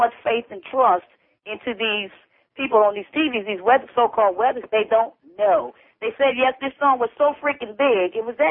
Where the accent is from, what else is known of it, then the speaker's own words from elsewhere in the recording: Miami, Florida, United States; I'm a 48-year-old woman, born and raised here in Miami.